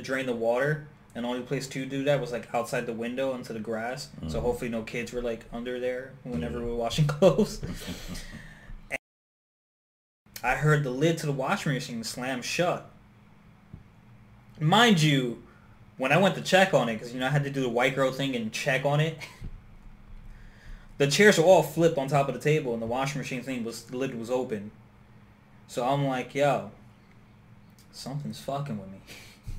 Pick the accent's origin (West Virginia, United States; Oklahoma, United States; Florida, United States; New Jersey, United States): New Jersey, United States; Newark; I grew up in Newark, New Jersey